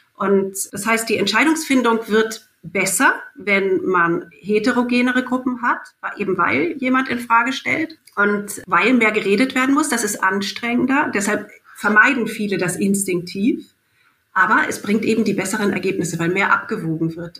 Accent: Germany; ich bin Deutsche

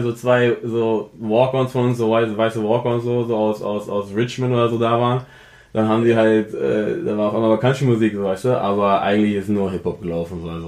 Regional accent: Offenbach, Hesse, Germany; also born or lived in Frankfurt; also ich bin geboren in Frankfurt, aufgewachsen wo ganz anders und dann in Offenbach äh, wirklich meine ersten Jahre der Kindheit in Deutschland verbracht so

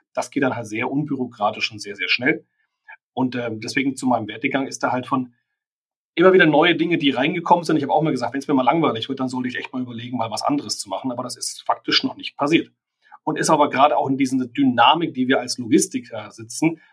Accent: Germany; für uns als Deutsche

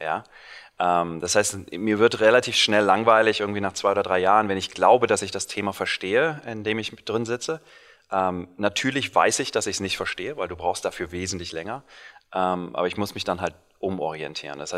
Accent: Cologne, North Rhine-Westphalia, Germany; moved away as an adult; now in Silicon Valley, United States; gebürtiger Kölner

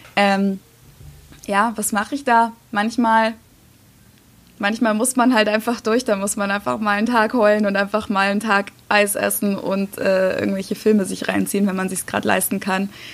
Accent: Germany; moved away as an adult; now in United States; ich als Deutsche

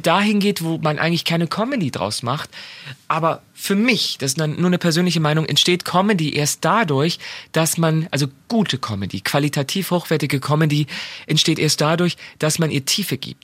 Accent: Germany; als Deutsche

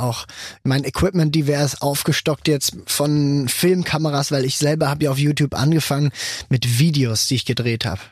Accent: Switzerland; ich als Schweizer Vertretung

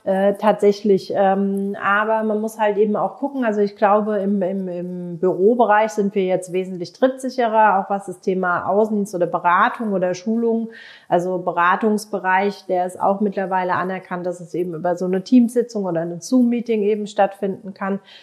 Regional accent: Germany; Bei uns in Deutschland

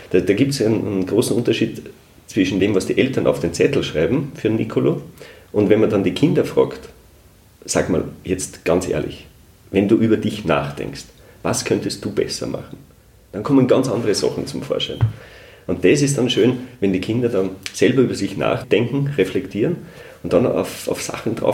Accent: Upper Austria, Austria; Also bei mir, ich komme ja aus dem Hausruckviertel, da gibt es die Berchten nicht.

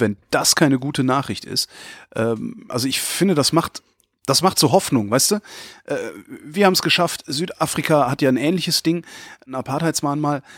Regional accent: Germany; ich stolz bin, ein Deutscher zu sein

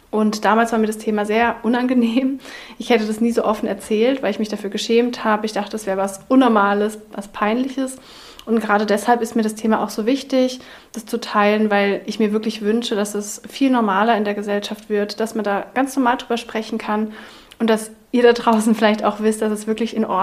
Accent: Berlin, Germany; Wir kommen beide aus Berlin.

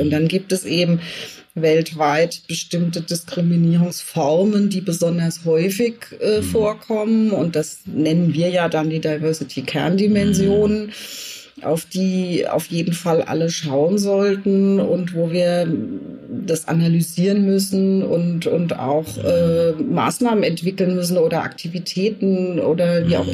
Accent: Germany; also born or lived in France / Scotland; als Jugendliche war ich im Ausland mm, und wurde dort als Deutsche abgelehnt

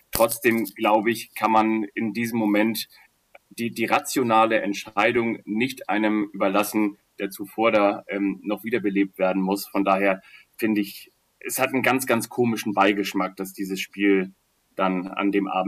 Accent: Kiel, Schleswig-Holstein, Germany; Also ich komme ja ursprünglich aus Kiel, dann wäre das gegangen über den Ostseeweg

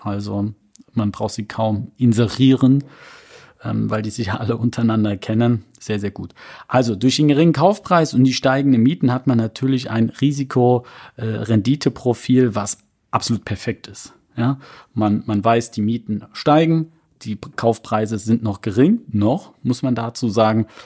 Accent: North Rhine-Westphalia, Germany; bei uns in NRW

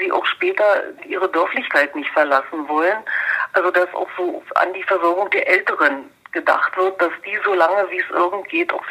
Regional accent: Frankendorf, Germany; Ich bin ja gebürtige Frankendorferin. Ich bin Jahrgang 57

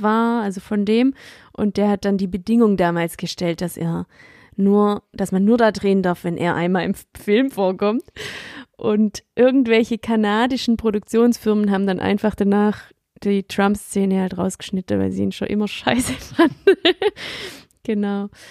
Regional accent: Swabia, Baden-Württemberg, Germany; accent: Swabian; ich rede komplett Schwäbisch

